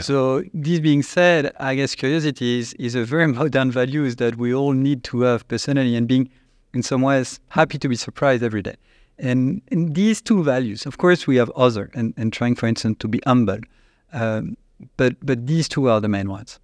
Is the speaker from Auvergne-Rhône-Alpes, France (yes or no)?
yes; Annecy, Auvergne-Rhône-Alpes, France; born or raised there; accent: French; English is a second language; also born or lived in China